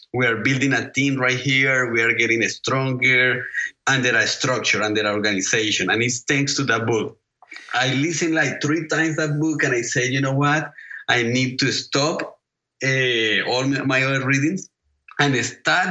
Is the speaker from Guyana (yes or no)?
no; Colombia; now in Charleston, United States; I'm from Colombia, South America.